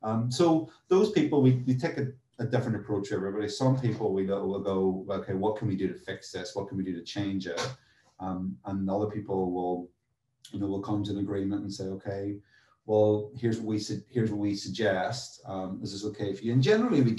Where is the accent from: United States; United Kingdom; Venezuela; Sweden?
United Kingdom; Northern Ireland; now in London, United Kingdom; I grew up in Northern Ireland